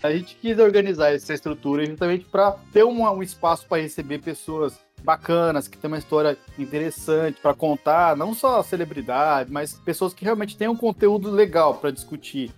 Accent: Campo Grande, Mato Grosso do Sul, Brazil; Da minha família, acho que eu sou o único de Campo Grande que nasceu aqui

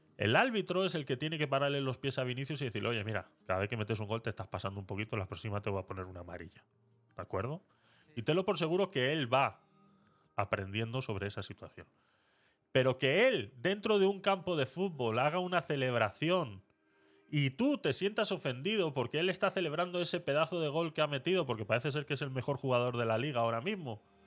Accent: Vitoria-Gasteiz, Basque Country, Spain; en Vitoria, en mi ciudad natal

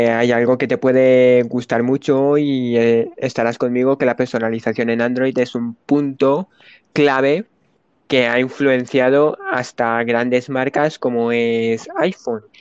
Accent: Spain; Yo soy español de España.

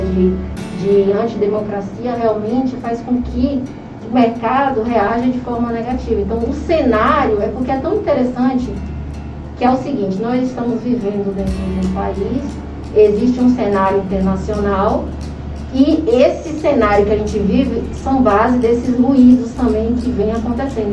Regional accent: Brazil; eu sou brasileira também

